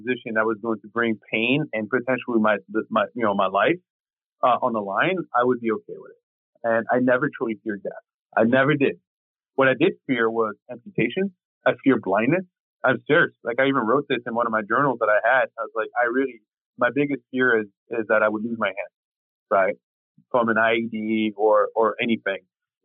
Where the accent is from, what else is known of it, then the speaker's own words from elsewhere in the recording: France; now in United States; growing up in the neighborhoods I grew up in France